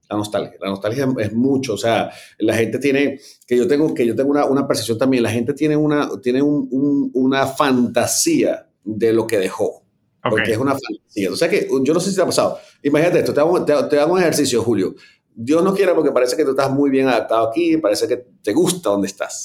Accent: Venezuela; moved away; tú y yo que somos venezolanos

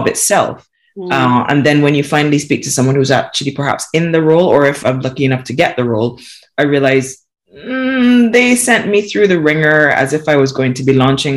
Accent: Barbados; now in United Kingdom; I was born and raised in Barbados

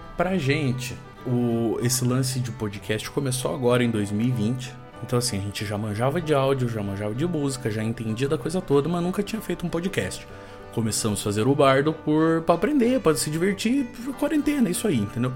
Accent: Brazil; a gente é brasileiro e não desiste nunca e de que a gente é brasileiro e deixa as coisas pra última hora

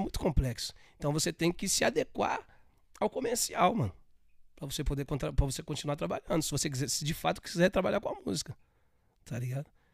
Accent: São Paulo, Brazil; Sou paulista, nasci em São Miguel, paulista

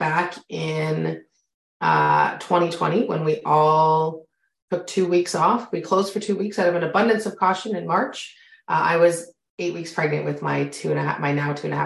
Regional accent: Canada; I'm Canadian. If you can hear it in my voice, you and I have very different accents

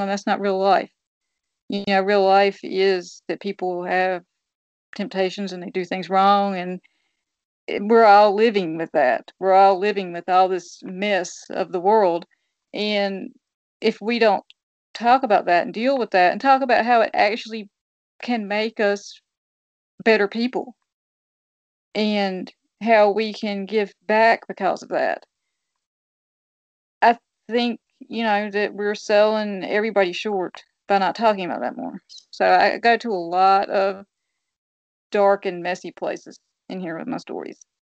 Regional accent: New Bern, North Carolina, United States; my hometown in New Bern

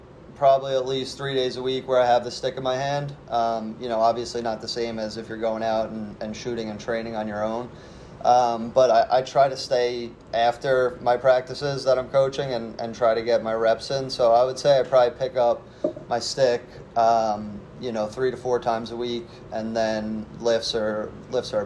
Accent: Long Island, New York, United States; growing up on Long Island

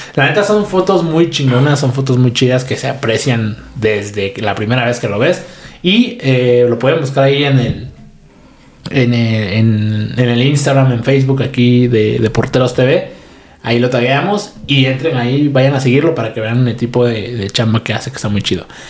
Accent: Oaxaca, Mexico; also born or lived in Monterrey; nací en Oaxaca, güey, viví aquí creo que como casi 20 años

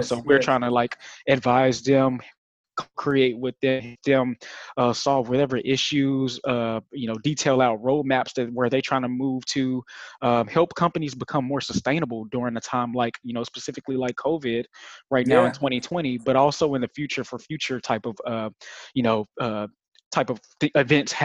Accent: Little Rock, Arkansas, United States; Little Rock, Arkansas is my hometown. I grew up in East Little Rock

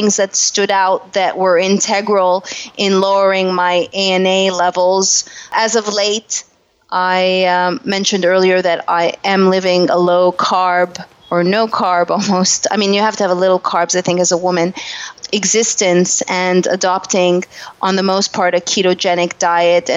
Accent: Canada; moved away as an adult; also born or lived in Montreal; now in Los Angeles, United States; I'm a Canadian, and I moved to Los Angeles

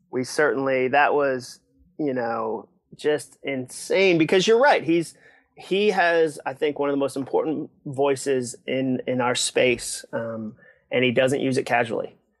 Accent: Massachusetts, United States; also born or lived in Ipswich, Massachusetts / Hudson, Massachusetts; I grew up in Massachusetts

